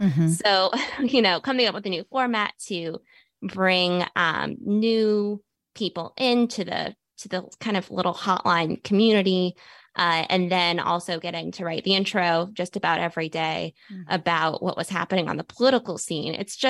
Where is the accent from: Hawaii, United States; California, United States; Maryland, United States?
Maryland, United States; Bethesda; So I grew up right around here, in Bethesda.